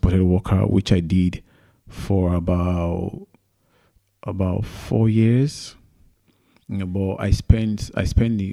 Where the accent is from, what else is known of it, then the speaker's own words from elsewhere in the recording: Lagos, Nigeria; moved away as an adult; now in United Kingdom; I was born in Lagos, Nigeria. And that was where I did all my schooling, from primary school to secondary school to university.